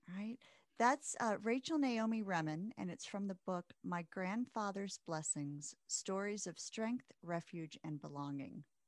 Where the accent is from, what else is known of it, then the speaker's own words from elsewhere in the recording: Midwest, United States; growing up in the Midwest